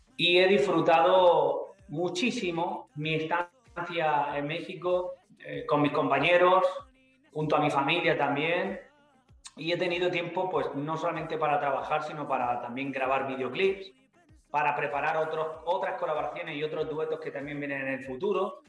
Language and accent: Spanish; Andalusia, Spain; mi tierra está muy presente